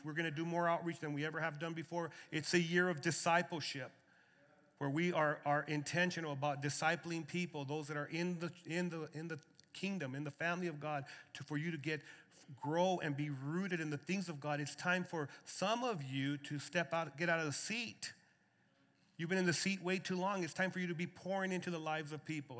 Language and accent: English; Lordsburg, New Mexico, United States; moved away as an adult; now in Arizona, United States; born and raised in Lordsburg, New Mexico, and now I'm uh, you know, a resident of Arizona